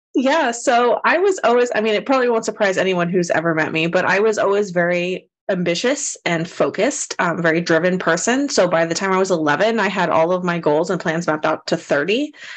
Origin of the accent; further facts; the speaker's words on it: Austin, Texas, United States; I grew up here in the Austin, Texas area